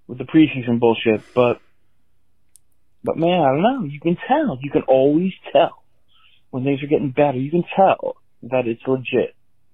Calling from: California, United States; Listen, it's …. I'm calling from California.

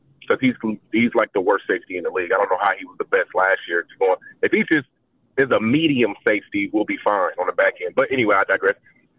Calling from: Nashville, Tennessee, United States; Hey, … from Nashville.

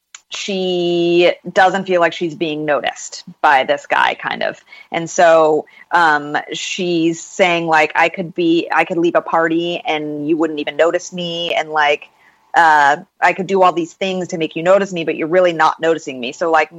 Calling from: Los Angeles, California, United States; I'm coming here from Los Angeles.

